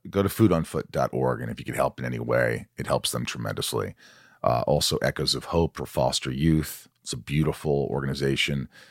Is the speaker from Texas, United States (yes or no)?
no; Indiana, United States; also born or lived in New York; I grew up in Indiana